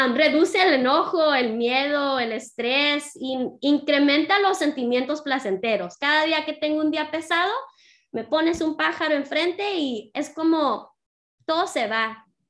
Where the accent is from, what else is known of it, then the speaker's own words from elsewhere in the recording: San Diego, California, United States; Nací y crecí en San Diego. Mis padres son de Jalisco, Guadalajara